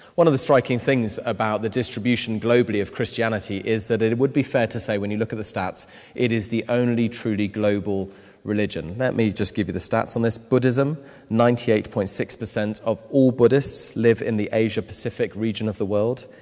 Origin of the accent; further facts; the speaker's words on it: United Kingdom; I'm British